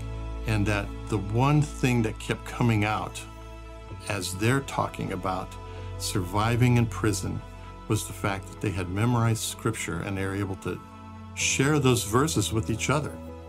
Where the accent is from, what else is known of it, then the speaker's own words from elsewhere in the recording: Brazil; I grew up in Brazil, where my parents were missionaries, and it was a wonderful experience.